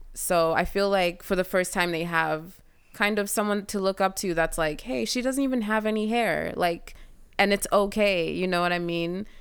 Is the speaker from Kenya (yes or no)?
yes; Kenya; now in United States